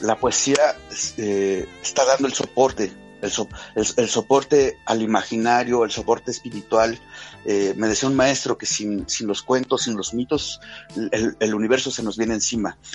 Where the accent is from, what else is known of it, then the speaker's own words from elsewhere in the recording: Hidalgo, Mexico; en el estado de Hidalgo, precisamente hoy, eh, tengo una reunión con el secretario de Cultura del estado de Hidalgo, que es donde está mi ciudad natal